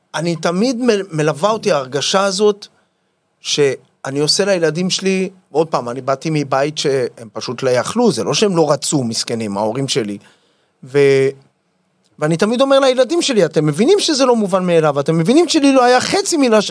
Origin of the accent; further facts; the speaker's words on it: Yavne, Central District, Israel; נולדתי ביבנה